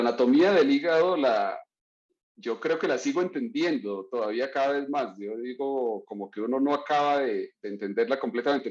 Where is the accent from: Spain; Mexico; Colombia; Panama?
Colombia; Florencia, Caquetá; moved away; nací en Florencia, Caquetá, que es una ciudad pequeña al sur del país, cercana a la región del Amazonas